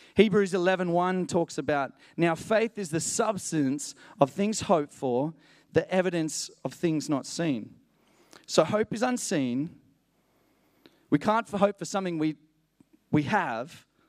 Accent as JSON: {"language": "English", "town": "Matatiele", "region": "Eastern Cape", "country": "South Africa", "tie": "born or raised there", "moved": "yes", "said": "I was born in a place called Matatiel, near the Drakensberg Mountains."}